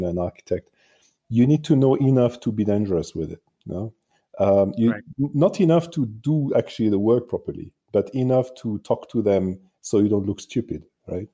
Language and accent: English; France; born or raised there; English is a second language; moved away as an adult; also born or lived in Marseille, France / Paris, France / Australia; now in Munich, Germany